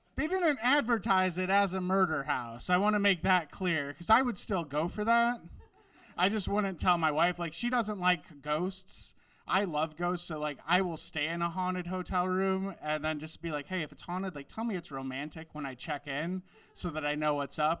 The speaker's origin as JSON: {"language": "English", "region": "Wisconsin", "country": "United States", "tie": "born or raised there", "moved": "yes", "said": "I grew up in Wisconsin"}